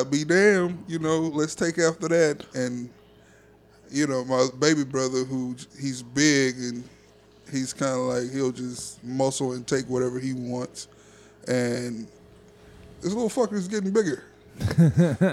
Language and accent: English; Louisiana, United States; also born or lived in Oklahoma; We're from Louisiana